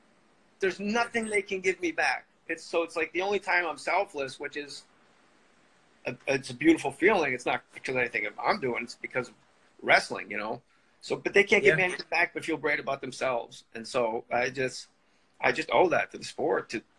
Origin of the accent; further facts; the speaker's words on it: Verona, New Jersey, United States; I'm from Verona